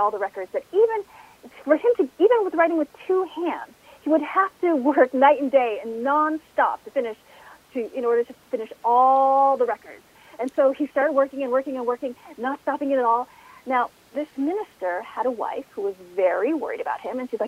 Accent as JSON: {"language": "English", "country": "United States", "tie": "born or raised there", "said": "I was born here in the United States."}